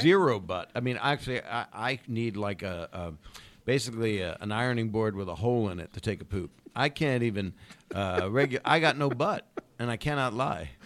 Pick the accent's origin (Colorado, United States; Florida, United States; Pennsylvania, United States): Pennsylvania, United States; Philadelphia; moved away; I grew up a little bit there